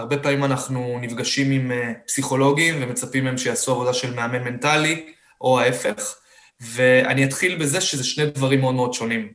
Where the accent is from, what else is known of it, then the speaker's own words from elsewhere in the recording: Beersheba, Southern District, Israel; אני באר שבעי במקור